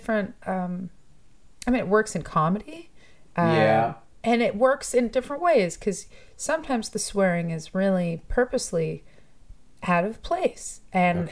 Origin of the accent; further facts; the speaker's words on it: Toronto, Ontario, Canada; I grew up in Toronto. I grew up all around Toronto. Yeah, I'm one of those people who actually grew up here.